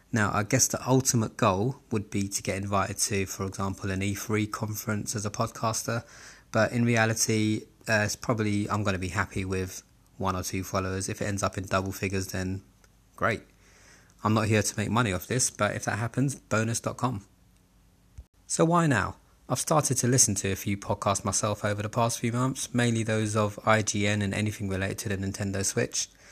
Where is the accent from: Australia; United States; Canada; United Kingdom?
United Kingdom; London; I was born and raised in Southeast London, Camberwell to be specific.